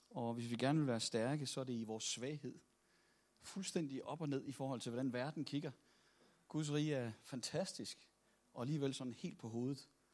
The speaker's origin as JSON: {"language": "Danish", "town": "Copenhagen", "region": "Capital Region of Denmark", "country": "Denmark", "said": "Nu er jeg jo fra København"}